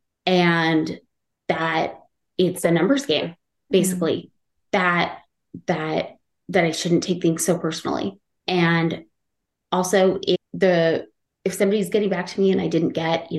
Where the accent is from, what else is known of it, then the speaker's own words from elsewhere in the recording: Utah, United States; moved away as an adult; now in Washington, D.C., United States; I'm from Utah